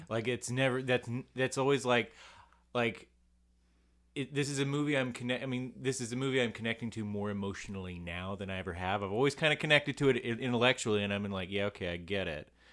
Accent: United States; I'm an American boy

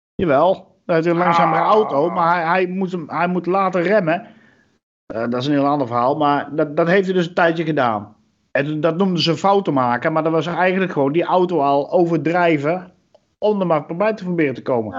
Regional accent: Netherlands; we als Nederlanders

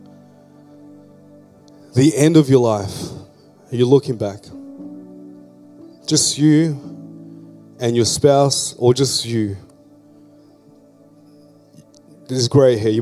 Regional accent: Philippines; now in Australia; I'm a Filipino-born Australian migrant

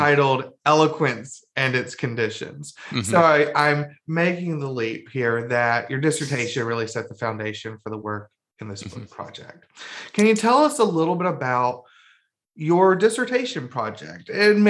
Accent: Birmingham, Alabama, United States; moved away; also born or lived in Illinois; I'm from Birmingham.

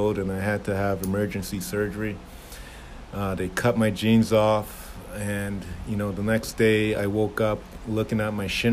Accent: Toronto, Ontario, Canada; moved away; also born or lived in Jamaica / Toledo, Ohio; I'm Jamaican born, raised in Toronto, Canada

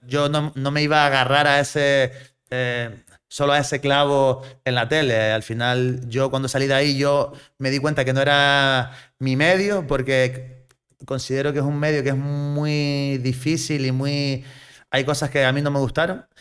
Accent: south of Gran Canaria, Canary Islands, Spain; also born or lived in Arguineguín / Cádiz; yo soy un chaval de, del sur de Gran Canaria, eh, me crié en Arguineguín y, y después a los diez añitos me fui para Puerto Rico, zona turística

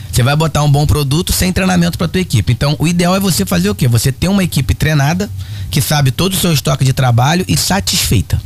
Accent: Guapimirim, Rio de Janeiro, Brazil; É, eu sou de Guapimirim. Sou de Guapimirim, nascido e criado em Guapimirim

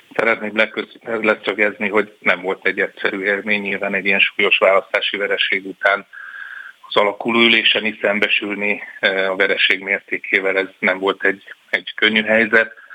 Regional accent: Pécs, Baranya, Hungary; én Pécsi vagyok

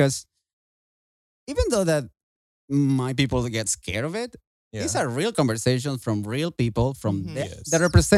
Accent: Mexico; moved away; I am from Mexico, so I'm used to summer and the hot season

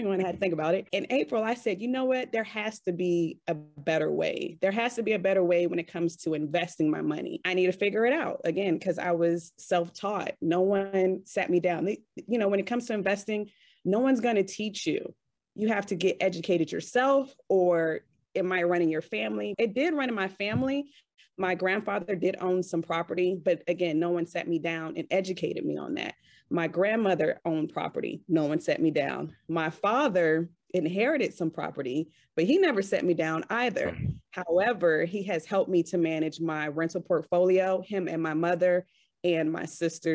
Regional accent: Richmond, Virginia, United States; moved away as an adult; now in Kuwait; I'm originally from the Richmond, Virginia area

